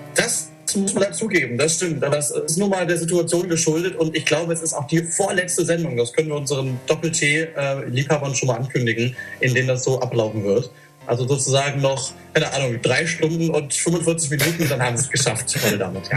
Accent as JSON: {"language": "German", "country": "Germany", "moved": "as an adult", "lives_now": "Thessaloniki, Greece", "said": "du als Deutscher"}